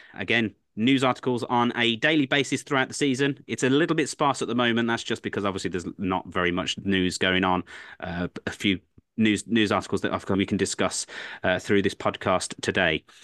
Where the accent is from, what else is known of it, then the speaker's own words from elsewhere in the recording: England, United Kingdom; I'm an Englishman through and through.